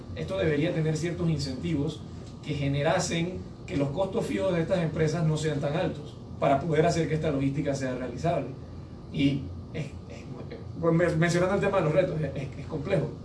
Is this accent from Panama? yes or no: yes; Panama; Nosotros como, como panameños